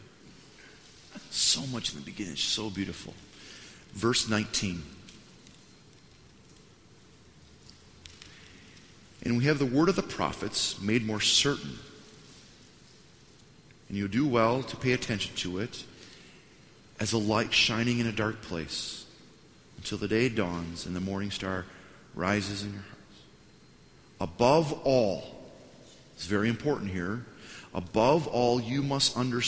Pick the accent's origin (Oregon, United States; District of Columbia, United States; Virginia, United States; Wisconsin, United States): Wisconsin, United States; moved away as an adult; now in Washington, United States; I'm from Wisconsin. When we go downtown, in the town that we used to live at, 400 people, you didn't have to pay to park downtown